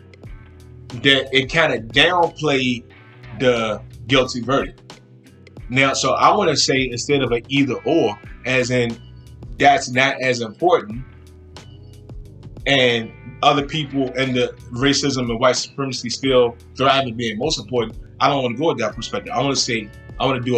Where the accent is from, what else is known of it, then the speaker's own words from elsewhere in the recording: Richmond, Virginia, United States; now in Williamsburg, United States; In my hometown, I grew up in Richmond. I now live in Williamsburg, which is right outside of Newport News, Virginia.